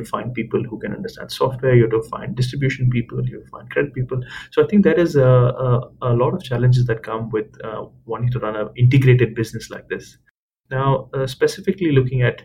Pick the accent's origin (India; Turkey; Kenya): India; moved away; I'm Indian, I've grown up in India